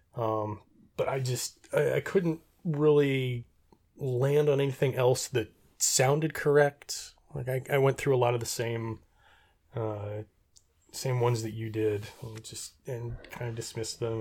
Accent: Reno, Nevada, United States; I grew up in Reno.

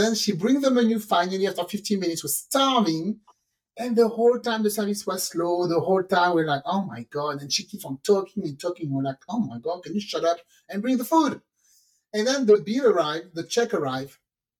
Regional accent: Texas, United States; I'm sorry. I'm from Texas.

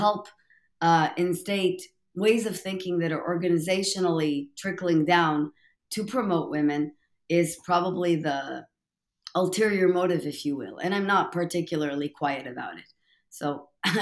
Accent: Tel Aviv, Tel Aviv District, Israel; also born or lived in New York metro area, United States; now in Austin, United States; I'm originally from Tel Aviv, Israel

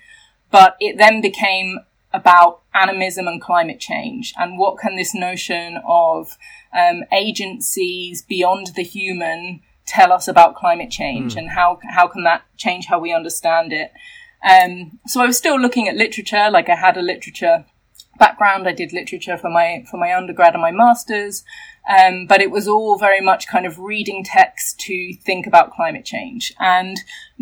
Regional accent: England, United Kingdom; I'm from England.

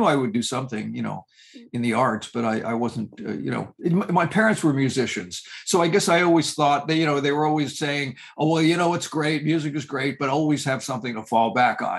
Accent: New York, United States; growing up in New York

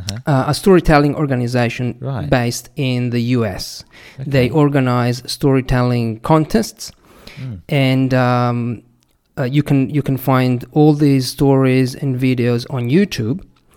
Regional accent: Italy; I come from Italy

